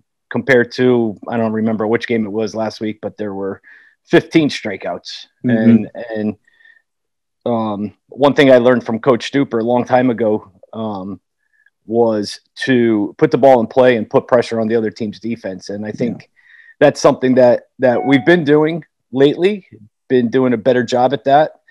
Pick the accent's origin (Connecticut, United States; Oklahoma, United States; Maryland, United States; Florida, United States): Connecticut, United States; growing up in Connecticut